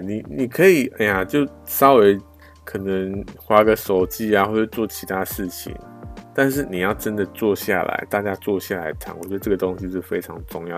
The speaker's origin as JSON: {"language": "Chinese", "country": "Taiwan", "said": "我们台湾人"}